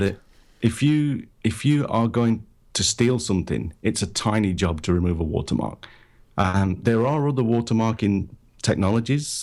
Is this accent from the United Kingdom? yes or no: yes; United Kingdom; moved away as an adult; now in Japan; I'm originally from Britain. I'm, I'm based in Japan now. Lived here for twenty-five years or so.